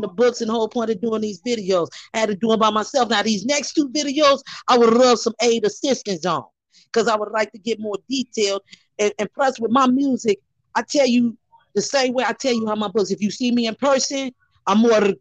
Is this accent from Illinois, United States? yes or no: yes; Chicago, Illinois, United States; moved away; also born or lived in Minneapolis, Minnesota; Growing up in Chicago